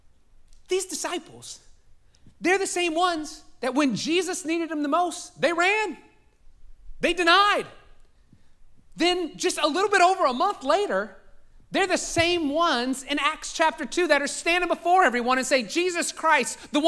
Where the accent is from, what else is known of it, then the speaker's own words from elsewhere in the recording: New Orleans, Louisiana, United States; also born or lived in North Shore, Louisiana; I was born in New Orleans. Now there's New Orleans. I lived in a suburb of New Orleans that was north of it.